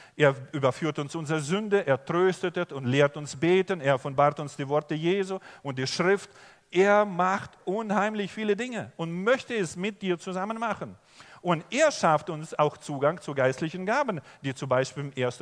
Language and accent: German; Germany; also born or lived in Oberbergisches Land, North Rhine-Westphalia; ich komme aus Deutschland und ich bin Pastor